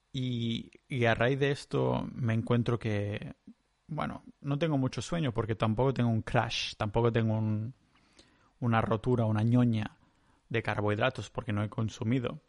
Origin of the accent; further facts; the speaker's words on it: Catalonia, Spain; soy catalán